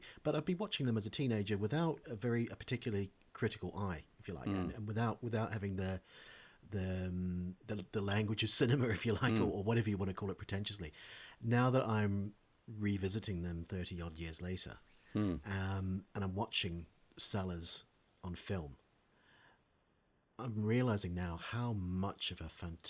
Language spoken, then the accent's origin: English; New Zealand; growing up in New Zealand